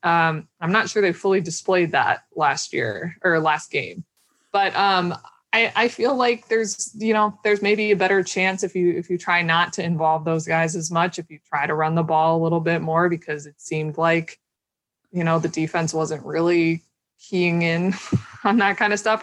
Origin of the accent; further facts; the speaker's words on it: Minnesota, United States; I'm from Minnesota and obviously I live in Minneapolis